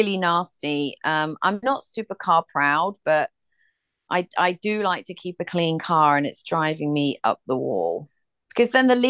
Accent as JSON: {"language": "English", "region": "England", "country": "United Kingdom", "also_born_or_lived": "Ireland (ancestry)", "moved": "yes", "lives_now": "United States", "said": "I'm from England"}